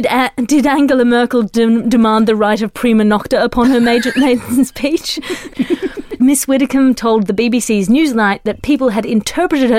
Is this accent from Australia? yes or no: yes; Australia; I'm Australian.